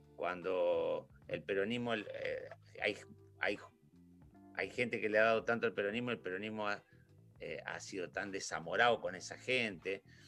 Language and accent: Spanish; Santa Fe, Argentina; yo nací en Villa María Selva